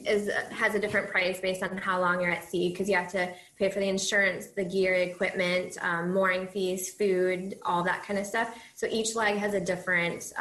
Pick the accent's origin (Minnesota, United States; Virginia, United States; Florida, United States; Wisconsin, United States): Minnesota, United States; moved away as an adult; now in Iowa, United States; I'm from Minnesota, but I'm currently in Iowa for a couple of years